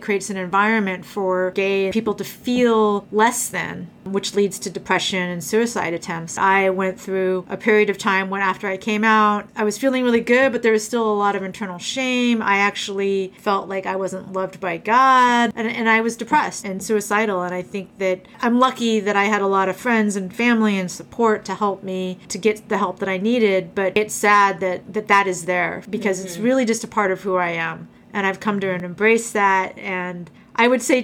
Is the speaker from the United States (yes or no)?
yes; Alaska, United States; I grew up in Alaska